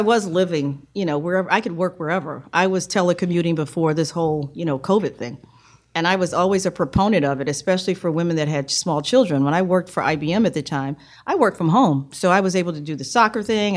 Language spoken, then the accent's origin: English; New York City, New York, United States; also born or lived in South Carolina / Raleigh, North Carolina / Hong Kong; now in Richmond, United States; raised in New York from the age of three. So I know New York City is, is my is my hometown.